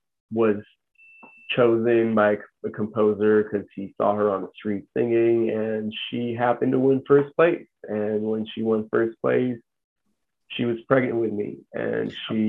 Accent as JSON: {"language": "English", "country": "Armenia", "tie": "born there", "said": "So I was born in Armenia, and in the 80s, during the Soviet Union"}